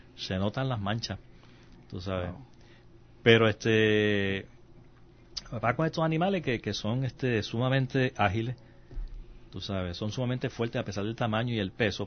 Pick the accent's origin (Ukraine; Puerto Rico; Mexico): Puerto Rico